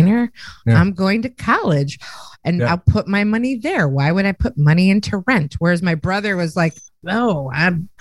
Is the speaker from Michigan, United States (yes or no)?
no; Chicago, Illinois, United States; I grew up in Chicago, Italian.